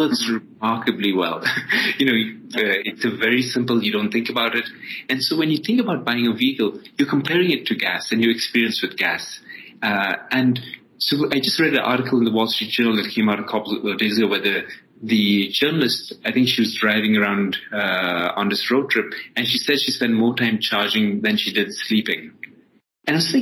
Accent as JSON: {"language": "English", "country": "Ethiopia", "tie": "born or raised there", "also_born_or_lived": "Dubai, United Arab Emirates", "moved": "yes", "lives_now": "United States", "said": "I was born in Ethiopia and then actually finished my high school in Dubai and then came over to the US to study."}